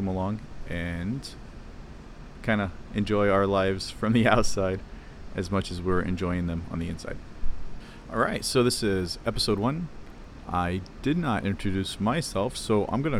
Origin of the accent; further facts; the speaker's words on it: Ohio, United States; moved away as an adult; I grew up in Ohio, cornfields of Ohio, and very small town